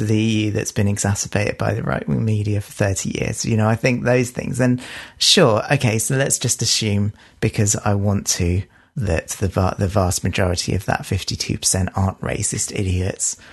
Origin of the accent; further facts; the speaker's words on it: United Kingdom; we are British